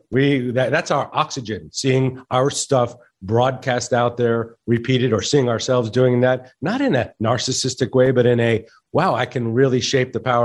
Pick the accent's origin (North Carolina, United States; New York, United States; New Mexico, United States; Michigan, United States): New Mexico, United States; Santa Fe; I grew up in Santa Fe, New Mexico, which is a great restaurant town